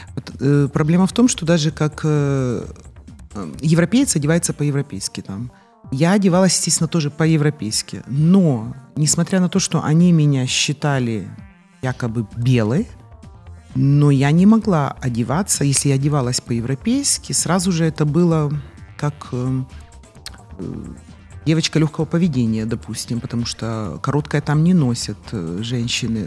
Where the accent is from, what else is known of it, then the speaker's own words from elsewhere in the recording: Chornomorsk, Odesa Oblast, Ukraine; я родилась не в Одессе, а в городе Ильичевске, это Черноморск сегодня.